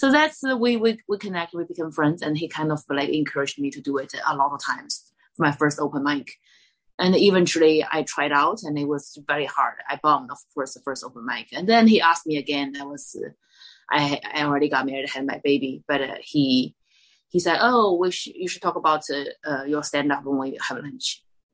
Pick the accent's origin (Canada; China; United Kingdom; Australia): China; English is a second language; moved away as an adult; also born or lived in Kentucky, United States; now in Los Angeles, United States; I grew up in China. I went to America for college